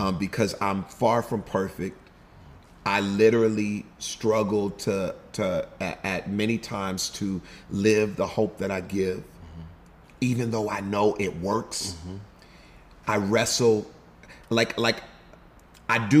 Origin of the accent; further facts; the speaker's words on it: Houston, Texas, United States; moved away as an adult; also born or lived in Denton, Texas / Los Angeles; H-Town, Houston, Texas. I was born just outside of Denton, but quickly, where my mom is from, we moved to Houston, Texas.